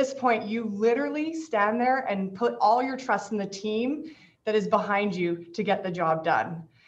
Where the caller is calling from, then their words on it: Victoria, British Columbia, Canada; I want to start by acknowledging I'm speaking today from the Lekwungen Traditional Territory, homeland of the Songhees and Esquimalt First Nations, over in sunny, beautiful Victoria.